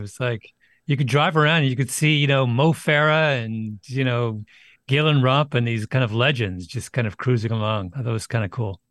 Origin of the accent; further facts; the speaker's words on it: Canada; growing up in Canada without a T V